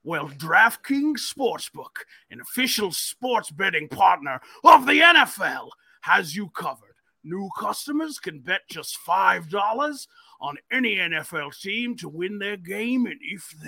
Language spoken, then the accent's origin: English; New York, United States; like I grew up on Long Island, a huge Islander fan.